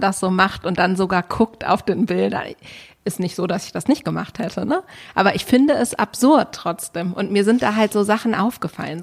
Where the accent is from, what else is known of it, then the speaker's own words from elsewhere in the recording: Berlin, Germany; ich komme aus Berlin